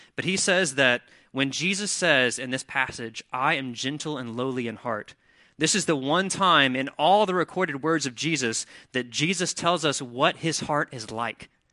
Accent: Mississippi, United States; now in Wilmington, United States; I'm from Mississippi

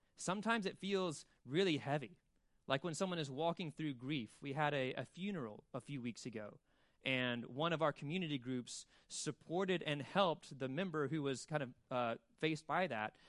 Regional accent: Birmingham, Alabama, United States; also born or lived in Mississippi; now in Wilmington, United States; I'm from Mississippi and Birmingham, Alabama

